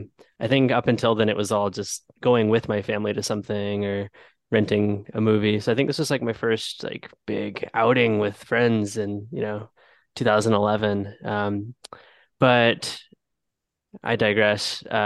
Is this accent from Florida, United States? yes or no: yes; Jacksonville, Florida, United States; now in Atlanta, United States; I'm originally from Jacksonville, like the other two-thirds of the hosts.